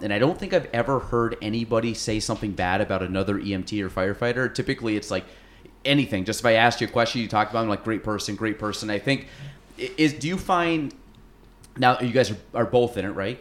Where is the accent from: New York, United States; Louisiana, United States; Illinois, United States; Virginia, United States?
New York, United States; Chase City; also born or lived in Plattsburgh, New York; I grew up in Chase City, went to Plattsburgh State, and then I live in Morrisonville now.